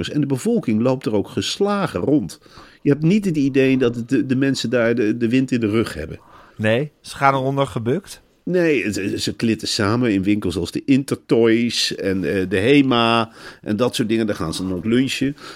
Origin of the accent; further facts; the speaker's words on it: Arnhem, Gelderland, Netherlands; moved away; 1968 geboren in Velp.